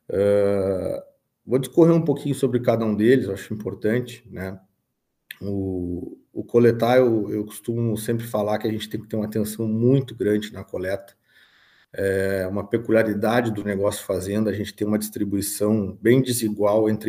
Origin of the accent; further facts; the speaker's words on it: São Gabriel, Rio Grande do Sul, Brazil; Eu sou natural de São Gabriel, tenho 37 anos e estou há 10 anos à frente aí da Labernache Agricultura e Pecuária.